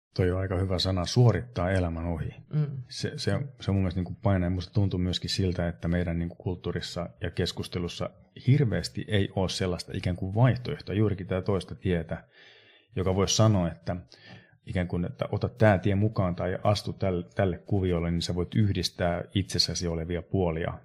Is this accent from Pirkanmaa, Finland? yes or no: no; Sodankylä, Lapland, Finland; mä oon Sodankylästä kotoisin. Eli mä edustan niin Pohjois-Suomea ihan selkeästi tässä kuviossa.